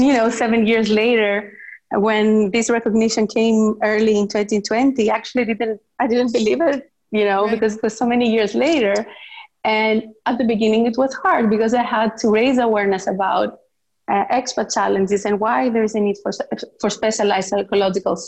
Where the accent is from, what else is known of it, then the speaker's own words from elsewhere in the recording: Greece; moved away as an adult; also born or lived in Netherlands; I was born and raised in Greece by a Greek father and an Assyrian mother